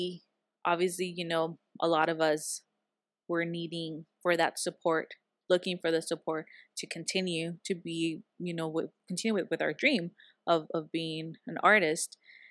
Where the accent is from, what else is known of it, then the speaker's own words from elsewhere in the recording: San Diego, California, United States; because I was local here from San Diego